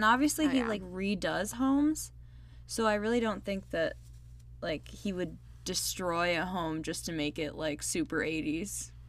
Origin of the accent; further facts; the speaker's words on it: Chicago, Illinois, United States; accent: Chicago; My Chicago accent coming out.